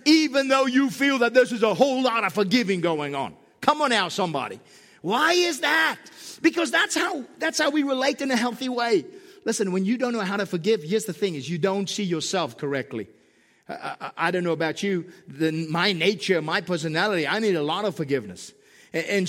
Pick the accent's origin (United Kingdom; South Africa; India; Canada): South Africa; now in Southern California, United States; I'm from South Africa